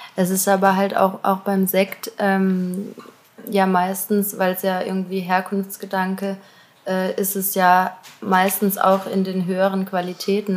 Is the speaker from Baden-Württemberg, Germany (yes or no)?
yes; Auggen, Baden-Württemberg, Germany; ich komme aus Augen